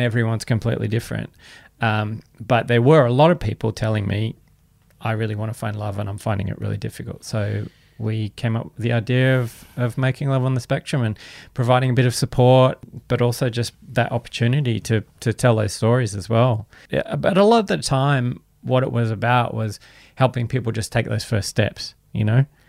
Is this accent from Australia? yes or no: yes; Canberra, Australian Capital Territory, Australia; I grew up in Canberra in the kind of, you know, seventies, eighties